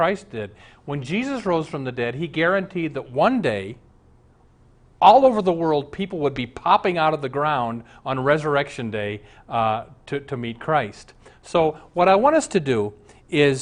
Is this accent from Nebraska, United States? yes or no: yes; Omaha, Nebraska, United States; I grew up in Omaha with a couple atheist buddies